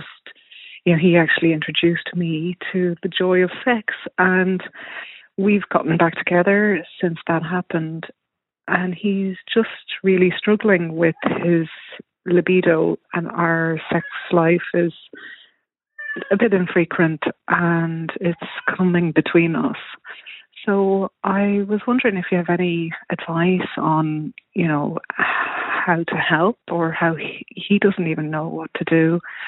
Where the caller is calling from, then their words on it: Toronto, Ontario, Canada; I'm ringing from Toronto.